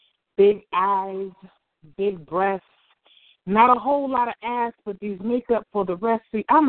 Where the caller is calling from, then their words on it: Columbus, Ohio, United States; Columbus, Ohio.